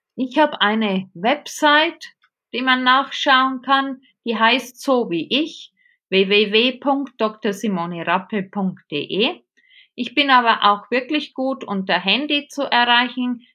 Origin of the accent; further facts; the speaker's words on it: Regensburg, Bavaria, Germany; accent: Bavarian; moved away as an adult; now in Munich, Germany; Ich habe einen sehr bayerischen Tonfall drauf. Ich komme aus Regensburg, lebe jetzt seit 25 Jahren in München.